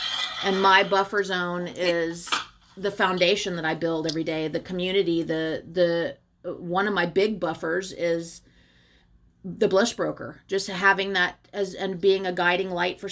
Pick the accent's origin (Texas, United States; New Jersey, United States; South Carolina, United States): South Carolina, United States; Charleston; now in New Orleans, United States; I grew up on Folly Beach in Charleston